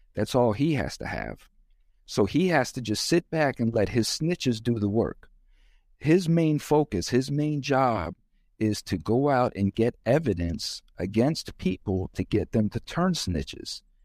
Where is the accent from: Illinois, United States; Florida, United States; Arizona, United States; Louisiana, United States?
Florida, United States; I'm from Florida, and this is how we roll in Florida